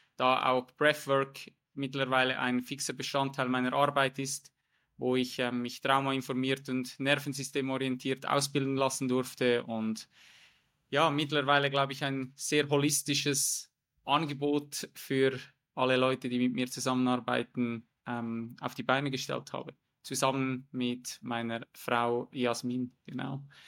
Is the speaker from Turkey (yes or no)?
no; Switzerland; moved away as an adult; Ich komme ursprünglich aus der Schweiz